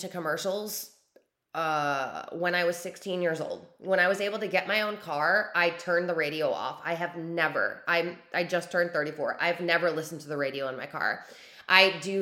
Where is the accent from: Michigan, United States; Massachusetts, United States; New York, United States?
New York, United States; moved away; I'm a New Yorker born and raised. I don't live there right now, but born and raised New Yorker